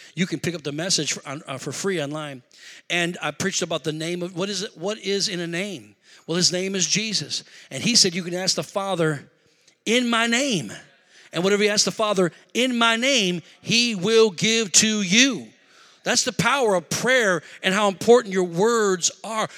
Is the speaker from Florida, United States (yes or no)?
no; Rockford, Illinois, United States; moved away as an adult; also born or lived in Beloit, Wisconsin / Madison, Wisconsin; we're originally from Rockford